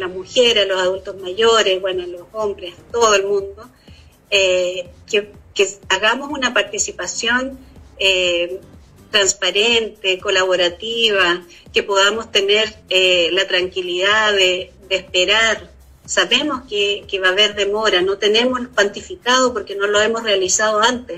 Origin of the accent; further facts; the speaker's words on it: Chile; nosotros como chilenos